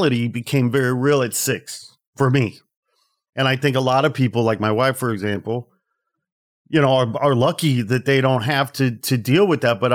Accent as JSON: {"language": "English", "region": "Midwest", "country": "United States", "tie": "born or raised there", "said": "I'm from the Midwest"}